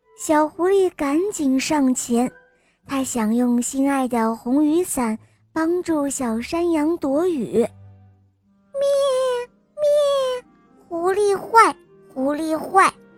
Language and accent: Chinese; Taiyuan, Shanxi, China; 我今年四岁了，我来自山西太原